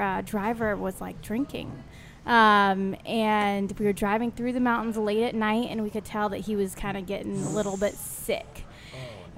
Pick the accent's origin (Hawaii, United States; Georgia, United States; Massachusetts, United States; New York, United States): Georgia, United States; Atlanta; now in New Orleans, United States; I'm from Atlanta